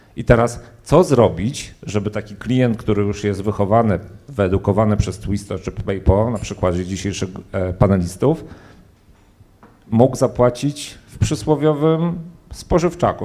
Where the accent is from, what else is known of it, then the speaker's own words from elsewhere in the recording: Poland; Ja się urodziłem w P R L-u, żyłem w czasach minionych